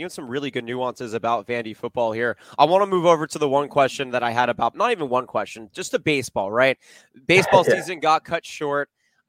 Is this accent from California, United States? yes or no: yes; Los Angeles, California, United States; also born or lived in Oregon; I live in Southern California. I grew up in Los Angeles.